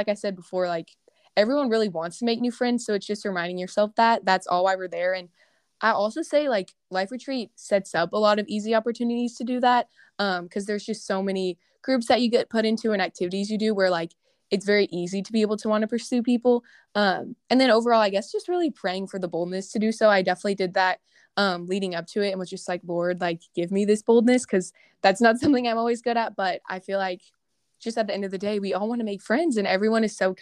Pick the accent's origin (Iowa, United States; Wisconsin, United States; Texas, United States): Texas, United States; Houston; moved away as an adult; also born or lived in Louisiana; I'm from Houston, Texas. So me and … are both Texas girls, but I go to LSU right now